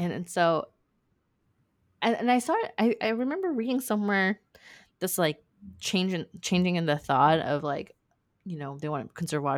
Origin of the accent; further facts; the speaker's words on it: California, United States; I'm from California